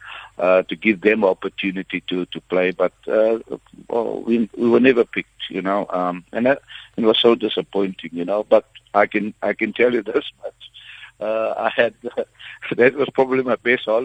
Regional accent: Stellenbosch, Western Cape, South Africa; the area I come from is Stellenbosch. I come from Clutersville.

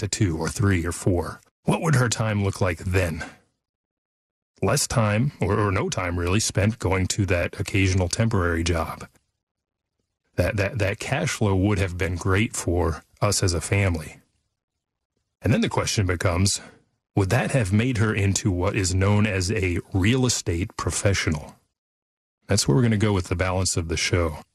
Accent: Fort Worth, Texas, United States; we grew up here in the Dallas-Fort Worth area, over by Fort Worth

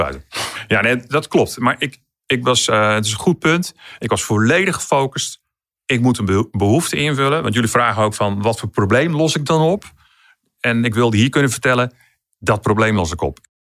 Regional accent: Amersfoort, Utrecht, Netherlands; ik kom uit Amersfoort

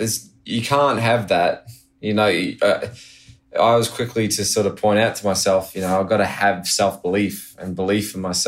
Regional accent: New Zealand; born there; also born or lived in Australia; Well, I go into the spiel of, oh, well, I'm actually born in New Zealand, you know, lived a lot

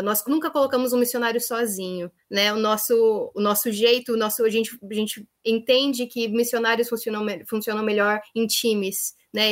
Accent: Brazil; moved away as an adult; now in Northern Ireland; eu sou brasileira

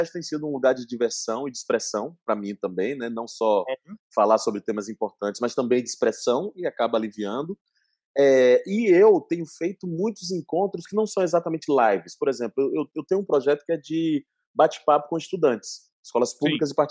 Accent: Salvador, Bahia, Brazil; Eu tinha feito uma tour linda por Salvador, minha terra, em 2019, no fim do ano, eu fiz 18 escolas em cinco dias presencialmente.

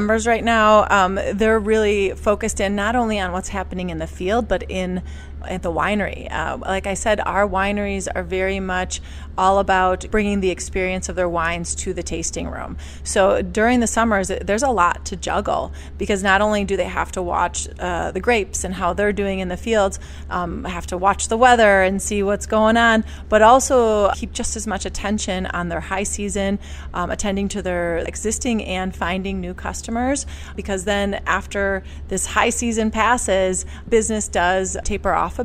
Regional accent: Milwaukee, Wisconsin, United States; moved away as an adult; also born or lived in New York City / Europe; So I was born and raised in Milwaukee, and then I went to the East Coast and went to school, went to New York, became a sommelier, and then moved back here 10 years after being gone.

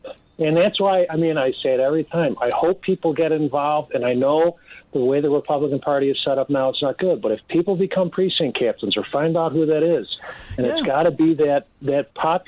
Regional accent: Oak Park, Illinois, United States; I grew up in Oak Park, and I was the eighth and nine. Big Irish Catholic family

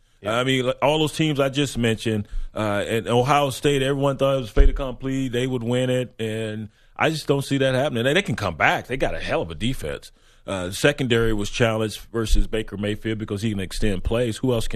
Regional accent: Jamaica; I'm Jamaican. I got 8 jobs, man.

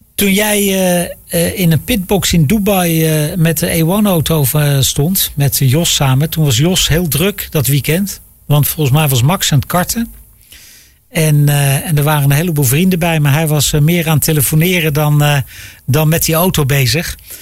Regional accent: Netherlands; wij als Nederlanders

